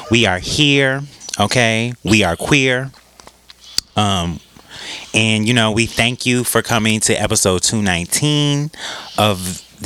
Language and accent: English; Green Bay, Wisconsin, United States; I'm from Green Bay, Wisconsin.